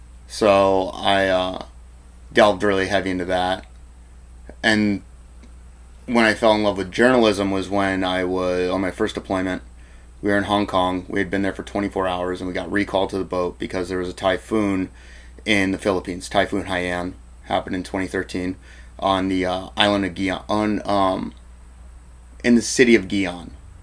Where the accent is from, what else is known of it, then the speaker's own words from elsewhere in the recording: East Coast, United States; now in Seattle, United States; I was born on the East Coast, and I lived in the East Coast, and my parents are from the East Coast, so the East Coast is home to me, really.